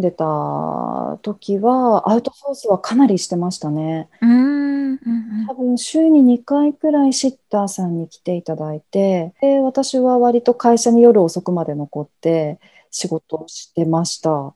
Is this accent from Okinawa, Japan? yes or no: no; rural Aomori Prefecture, Japan; 私は出身青森県の田舎なんですよ